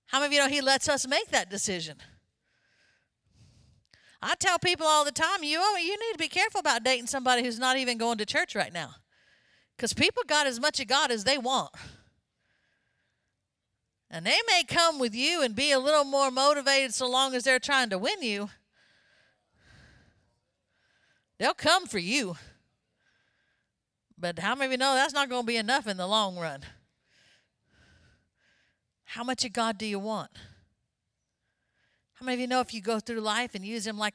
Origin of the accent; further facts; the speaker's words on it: Florida, United States; I grew up in Florida